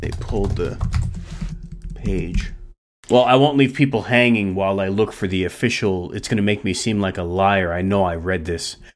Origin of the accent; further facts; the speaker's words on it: East Coast, United States; moved away; I'm originally from the East Coast